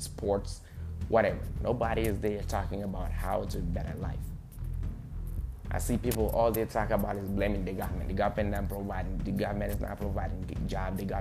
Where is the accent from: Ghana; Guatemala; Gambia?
Gambia; English is a second language; moved away as an adult; now in United States; I'm a Gambian by nationality. I was born and raised in Gambia. I came here at the age of 18.